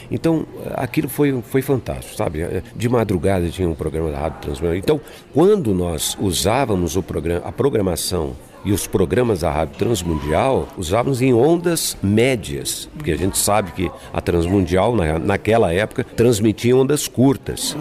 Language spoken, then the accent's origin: Portuguese; São Paulo, Brazil; moved away as an adult; also born or lived in Goiás; eu sou paulistano, né? Nasci na cidade de São Paulo. E eu, e, e eu morava na periferia